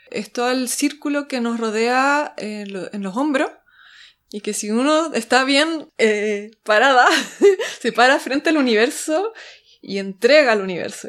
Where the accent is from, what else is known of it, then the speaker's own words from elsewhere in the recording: Chile; moved away as an adult; como era chilena